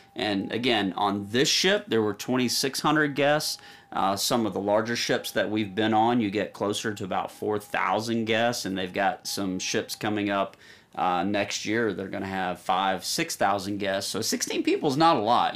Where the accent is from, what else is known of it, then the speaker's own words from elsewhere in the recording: Nashville, Tennessee, United States; we're from Nashville, Tennessee, Music City